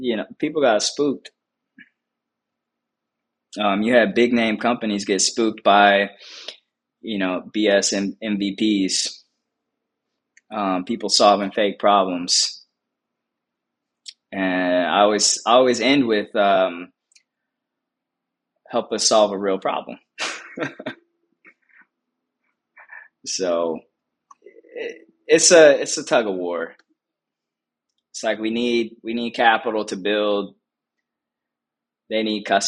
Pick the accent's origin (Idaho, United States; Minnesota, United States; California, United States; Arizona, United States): California, United States; Compton; also born or lived in Inglewood; being born and raised in Compton